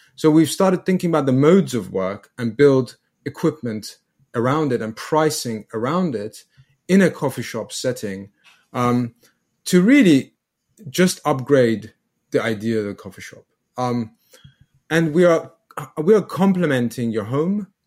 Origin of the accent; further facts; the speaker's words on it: England, United Kingdom; from England